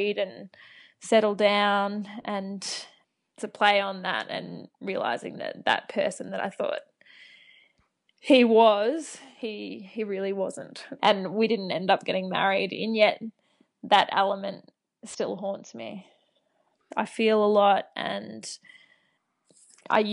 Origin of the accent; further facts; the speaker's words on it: Wodonga, Victoria, Australia; moved away; also born or lived in Albury; my hometown of Wodonga